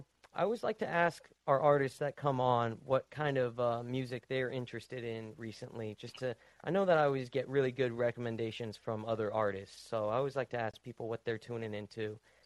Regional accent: United States; Everything over here in the States went, in my hometown, it all went to shit.

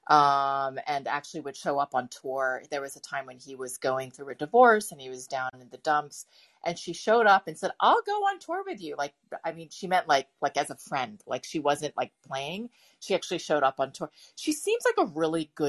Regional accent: East Coast, United States; also born or lived in San Francisco; I was born in San Francisco but raised completely on the East Coast, so I have this kind of weird um, imagination when it comes to California

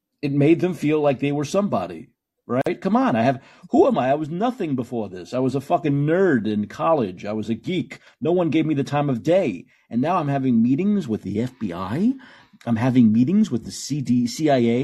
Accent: New York City, New York, United States; I come from New York City

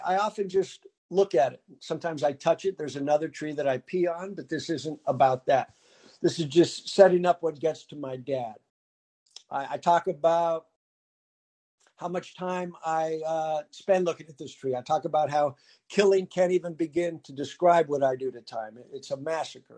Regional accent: San Diego, California, United States; I grew up in San Diego. That's where I was born.

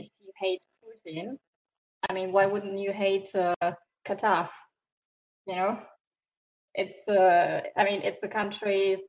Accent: Germany; also born or lived in Morocco; now in France; Hi. I'm from Germany and also from Morocco, living in France.

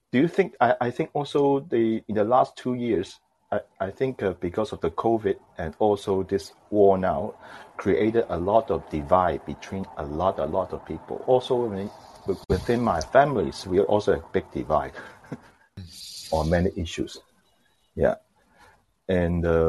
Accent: Hong Kong; I'm from Hong Kong, China, so I'm now calling you from Hong Kong.

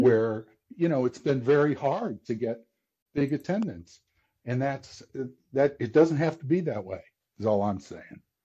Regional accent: Midwest, United States; I live out in the Midwest, and I'm from the Midwest, but I I went east for school

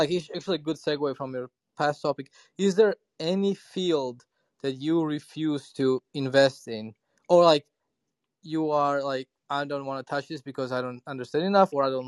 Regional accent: Ethiopia; moved away; I'm originally from Ethiopia

